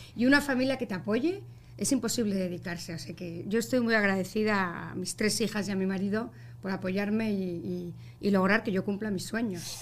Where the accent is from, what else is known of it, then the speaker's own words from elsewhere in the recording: Basque Country, Spain; also born or lived in Bilbao; now in Miami, United States; Como buena vasca que soy del norte de España, tengo mi carácter